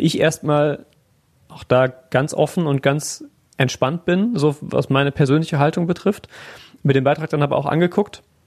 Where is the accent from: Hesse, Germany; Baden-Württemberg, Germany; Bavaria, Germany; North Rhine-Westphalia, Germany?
North Rhine-Westphalia, Germany; Siegerland; now in Essen, Germany; aus dem Siegerland